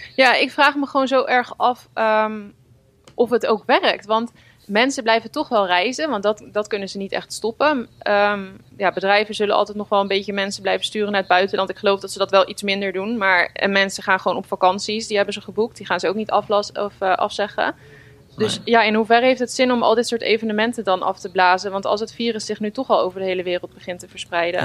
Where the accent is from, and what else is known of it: Netherlands